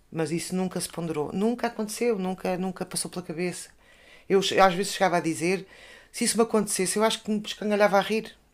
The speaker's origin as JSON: {"language": "Portuguese", "town": "Covilhã", "region": "Centro", "country": "Portugal", "moved": "yes", "lives_now": "Lisbon, Portugal", "said": "Emigrámos da Covilhã para, para a capital."}